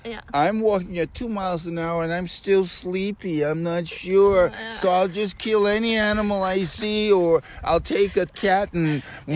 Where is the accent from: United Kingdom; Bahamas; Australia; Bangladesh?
Bahamas; Nassau, New Providence; also born or lived in Washington D.C.; now in Switzerland; I'm not from America. I'm from Nassau, Bahamas originally.